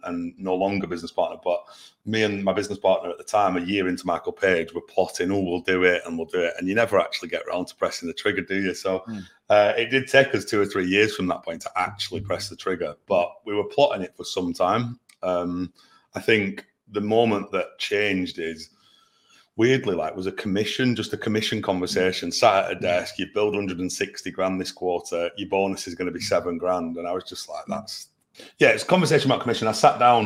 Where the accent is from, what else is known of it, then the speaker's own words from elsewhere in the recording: Burnley, North West England, United Kingdom; also born or lived in London; now in Manchester, United Kingdom; I'm from Burnley